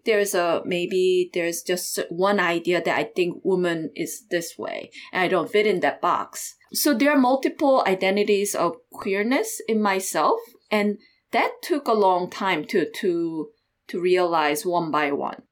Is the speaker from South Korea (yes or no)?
yes; South Korea; moved away as an adult; also born or lived in Iowa; I grew up in South Korea until, like, high school year.